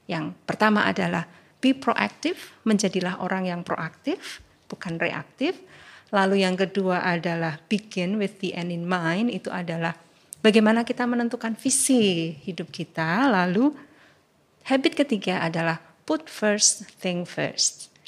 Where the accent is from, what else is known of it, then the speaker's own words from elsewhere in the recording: Yogyakarta, Special Region of Yogyakarta, Indonesia; Baik, lalu saya sejak lahir di Yogyakarta gitu ya.